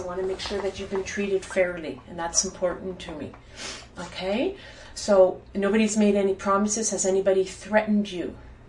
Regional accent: Ottawa, Ontario, Canada; I'm not from Montreal. {S1} Mm-hmm. {S0} I'm from Ottawa.

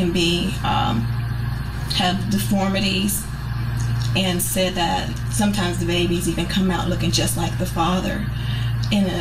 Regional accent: Columbus, Georgia, United States; I'm from Columbus, Georgia

